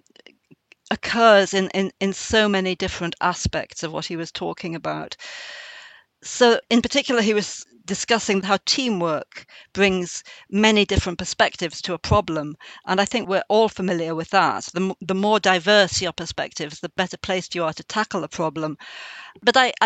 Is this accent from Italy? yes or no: no; Northumberland, North East England, United Kingdom; I'm a poet from Northumberland